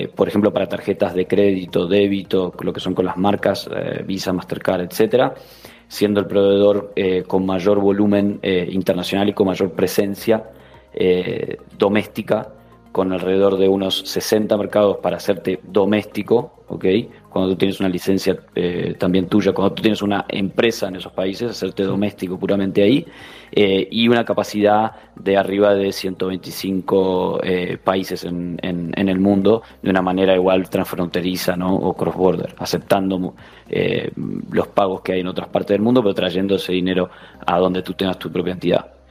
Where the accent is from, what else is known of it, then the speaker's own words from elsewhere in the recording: Uruguay; moved away as an adult; also born or lived in São Paulo, Brazil; now in Spain; vengo de, nacido en Uruguay, pero de padres gallegos.